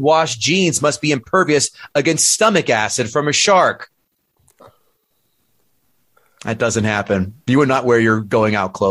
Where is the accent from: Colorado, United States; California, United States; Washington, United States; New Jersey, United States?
New Jersey, United States; I grew up in Jersey